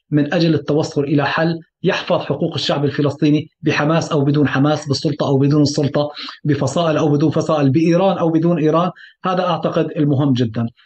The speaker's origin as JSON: {"language": "Arabic", "country": "Palestine", "said": "ما كان عندنا قدره كفلسطينيين على استثمار سياسي يعزز العنوان الفلسطيني"}